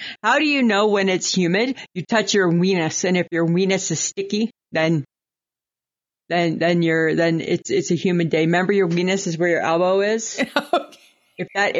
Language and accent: English; Ontario, Canada; I grew up in Ontario. It's humid.